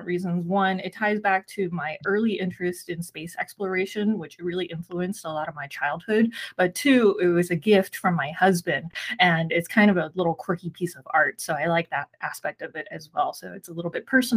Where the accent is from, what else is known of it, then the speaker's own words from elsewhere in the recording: San Gabriel Valley, Southern California, United States; also born or lived in Taiwan; I grew up here in Southern California in the San Gabriel Valley area. My parents immigrated here when I was 4 years old. I was born in Taiwan